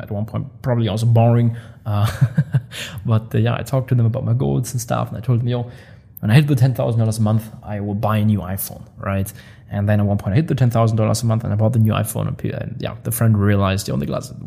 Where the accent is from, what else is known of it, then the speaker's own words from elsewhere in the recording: Germany; moved away as an adult; now in Dubai, United Arab Emirates; I love the people from my hometown. I'm still like so close with all the buddies. Um, they they visit me here in Dubai. We go on trips together. When I'm in Germany, I always hang around with them